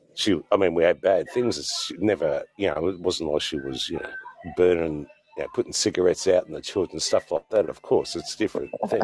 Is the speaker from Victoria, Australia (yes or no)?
no; Sydney, New South Wales, Australia; moved away as an adult; now in Adelaide, Australia; I grew up in New South Wales. Yeah, Sydney, right heart of Sydney